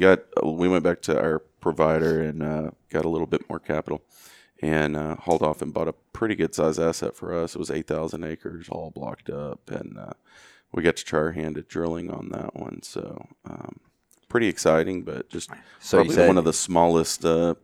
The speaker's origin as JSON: {"language": "English", "region": "Texas", "country": "United States", "tie": "born or raised there", "said": "I should have known better growing up in West Texas."}